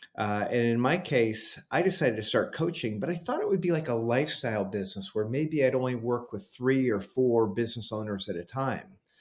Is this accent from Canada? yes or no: no; Cleveland, Ohio, United States; my hometown of Cleveland, Ohio